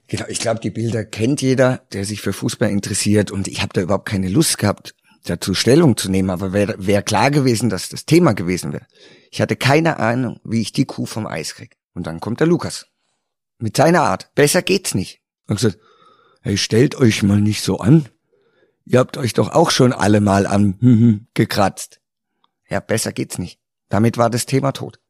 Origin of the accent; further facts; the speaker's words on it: Karlsruhe, Baden-Württemberg, Germany; moved away as an adult; in Karlsruhe gespielt, in meiner Heimatstadt